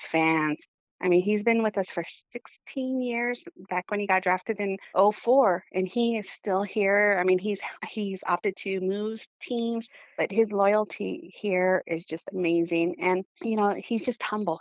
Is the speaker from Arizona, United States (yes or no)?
yes; Arizona, United States; I'm from Lehigh.